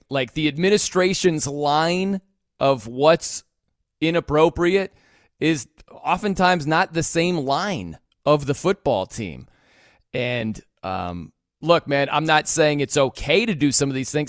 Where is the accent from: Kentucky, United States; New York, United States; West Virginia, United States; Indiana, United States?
Indiana, United States; South Bend; I'm from South Bend